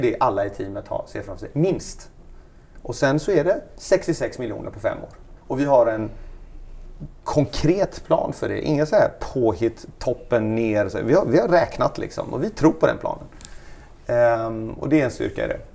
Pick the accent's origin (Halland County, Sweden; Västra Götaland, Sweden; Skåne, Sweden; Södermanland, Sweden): Västra Götaland, Sweden; Gothenburg; moved away as an adult; Jag och min fru, vi är svenskar, vi är från Göteborg